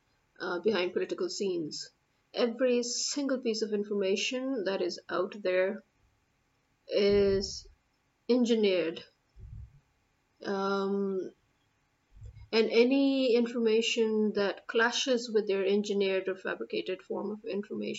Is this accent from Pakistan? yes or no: yes; Pakistan; I'm a Pakistani